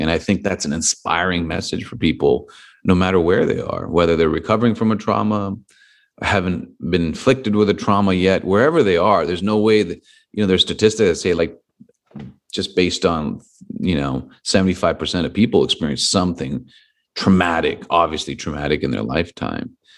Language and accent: English; Los Angeles, California, United States; my hometown in Los Angeles